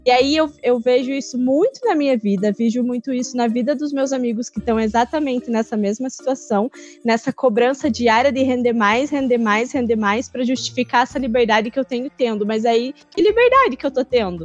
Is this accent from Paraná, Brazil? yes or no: yes; interior of Paraná, Brazil; eu sou do interior do Paraná